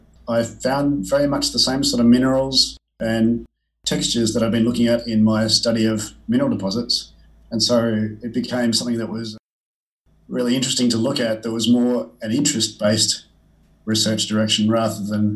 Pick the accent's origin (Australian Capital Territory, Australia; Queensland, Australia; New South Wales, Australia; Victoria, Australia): Australian Capital Territory, Australia; Canberra; I grew up in Canberra